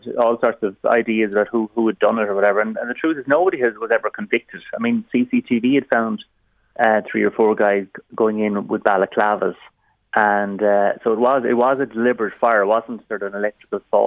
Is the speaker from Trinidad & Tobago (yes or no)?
no; Waterford, Munster, Ireland; in a working class neighbourhood where I grew up in Waterford